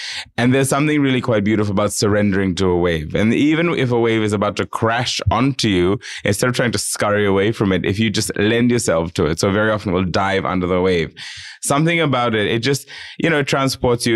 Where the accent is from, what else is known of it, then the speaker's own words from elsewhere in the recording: Fiji; moved away; I grew up in the island. So I am not at all embarrassed of the fact that I am Fijian